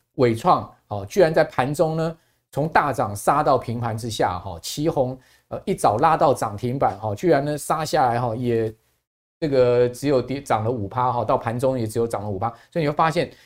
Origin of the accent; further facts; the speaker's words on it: Taiwan; 我们身为台湾人